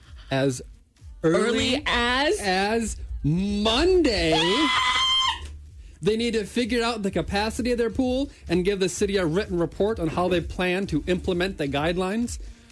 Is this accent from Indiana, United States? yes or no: no; Iowa, United States; Northwest Iowa.